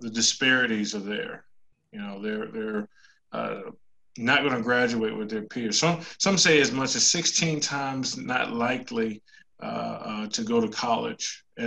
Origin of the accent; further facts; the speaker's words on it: Washington, District of Columbia, United States; now in South Carolina, United States; I grew up in Washington, DC